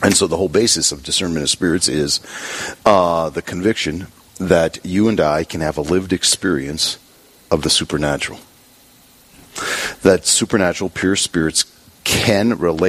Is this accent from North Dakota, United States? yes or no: yes; Bismarck, North Dakota, United States; also born or lived in Rome; now in Dickinson, United States; I was born outside of Bismarck on a farm